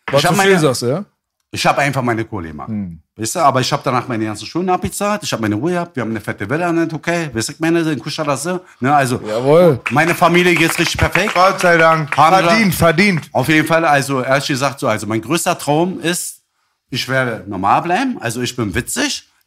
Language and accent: German; Berlin, Germany; ich war Friedenauer.